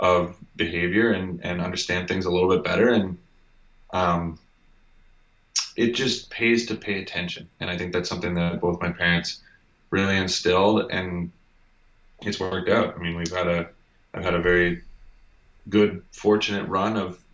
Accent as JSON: {"language": "English", "region": "Ontario", "country": "Canada", "tie": "born or raised there", "said": "I grew up in Ontario"}